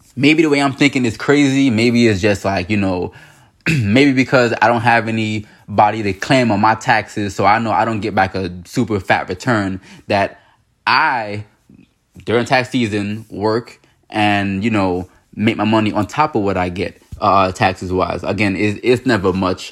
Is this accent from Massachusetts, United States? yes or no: no; New York, United States; growing up in New York